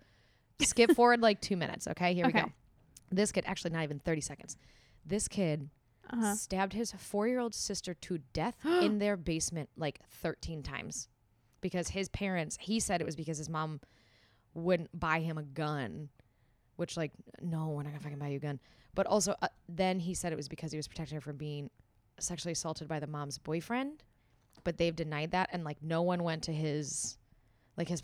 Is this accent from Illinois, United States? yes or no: yes; Mokena, Illinois, United States; also born or lived in Chicago; That's my hometown. Yay. Mokena, Illinois